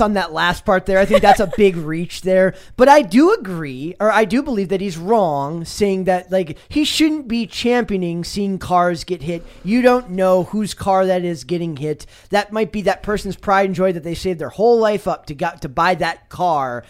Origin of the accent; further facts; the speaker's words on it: Midwest, United States; I grew up in the Midwest, uh, in the nineties